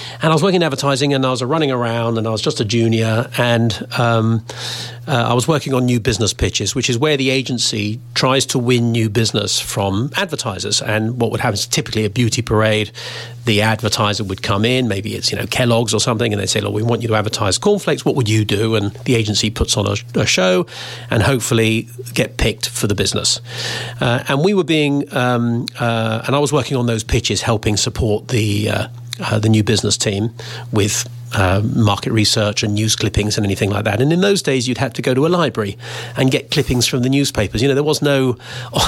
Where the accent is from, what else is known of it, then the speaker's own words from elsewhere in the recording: United Kingdom; also born or lived in United States; I'm British and jingoistic, you know, very supportive of being Britain